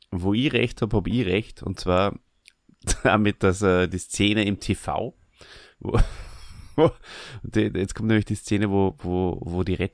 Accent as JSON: {"language": "German", "region": "Burgenland", "country": "Austria", "said": "Bei uns im Burgenland heißt es gsporsig, wenn jemand äh, ein bisschen ein merkwürdiges Verhalten an den Tag legt"}